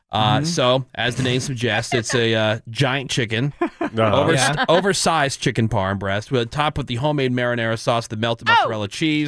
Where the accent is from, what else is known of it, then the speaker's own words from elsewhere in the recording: Northeast, United States; moved away; the kind of places that I used to go to growing up in the Northeast.